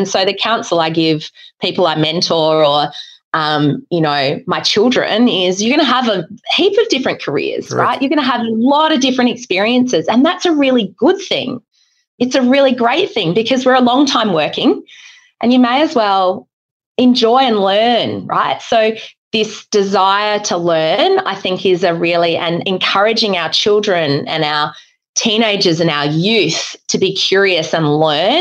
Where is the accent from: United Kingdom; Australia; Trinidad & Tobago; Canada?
Australia; Adelaide, South Australia; moved away as an adult; also born or lived in Queensland; I'm an Adelaide girl through and through until I left to go to university in Queensland.